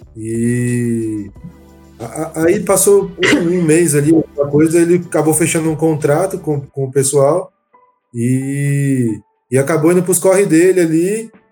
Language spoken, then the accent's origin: Portuguese; São José dos Campos, São Paulo, Brazil; Eu sou de São José também